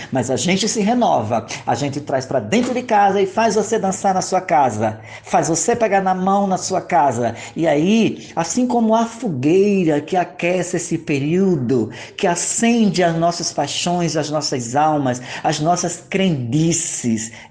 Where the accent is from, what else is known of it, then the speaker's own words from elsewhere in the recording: Alagoa Grande, Paraíba, Brazil; sou natural de Alagoa Grande, da terra de Jacques do Pandeiro.